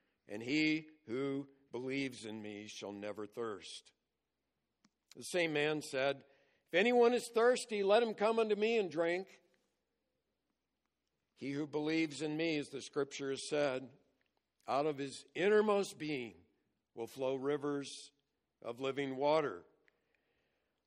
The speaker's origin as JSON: {"language": "English", "region": "California", "country": "United States", "tie": "born or raised there", "said": "I grew up in California"}